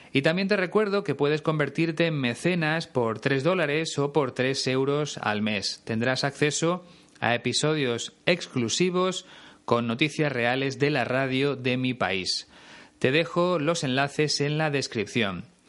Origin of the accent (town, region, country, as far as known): Spain